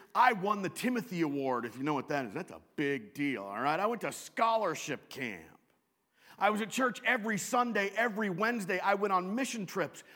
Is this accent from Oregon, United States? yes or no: no; Western Washington, United States; moved away as an adult; also born or lived in Chicago / Southern California / Wisconsin; I grew up in Western Washington